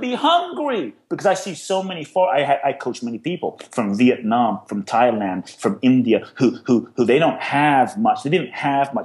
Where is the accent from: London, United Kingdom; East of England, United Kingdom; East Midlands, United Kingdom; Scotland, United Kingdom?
London, United Kingdom; moved away as an adult; also born or lived in Ghana / Peckham, London; now in United States; I grew up in London.